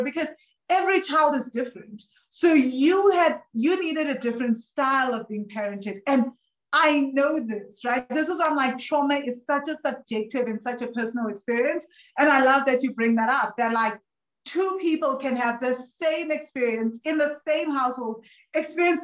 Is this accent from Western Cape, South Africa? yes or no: no; Johannesburg, Gauteng, South Africa; I grew up in Joburg and I didn't have money when I was growing up in Joburg.